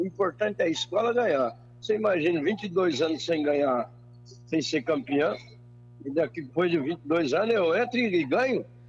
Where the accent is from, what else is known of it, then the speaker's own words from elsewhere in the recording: interior of São Paulo, Brazil; moved away; para minha terra também, que é Fora Rica, que sou do interior de São Paulo